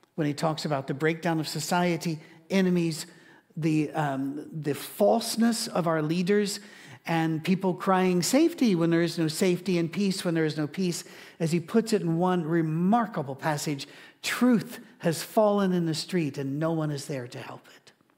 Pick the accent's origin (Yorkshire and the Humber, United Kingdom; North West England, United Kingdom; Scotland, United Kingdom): Scotland, United Kingdom; I'm Scottish